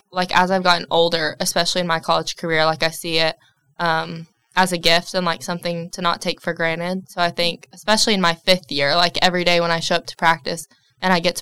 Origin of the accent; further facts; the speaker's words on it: Knoxville, Tennessee, United States; I'm from Knoxville, Tennessee